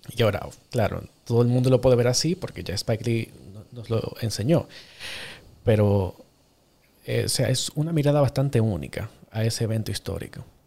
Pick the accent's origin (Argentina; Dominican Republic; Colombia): Dominican Republic; yo soy cineasta dominicano